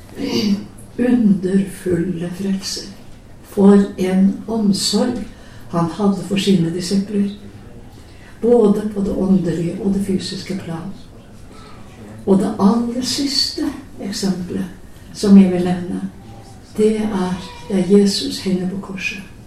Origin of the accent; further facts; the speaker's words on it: Telemark, Norway; en bonde hjemme i Telemark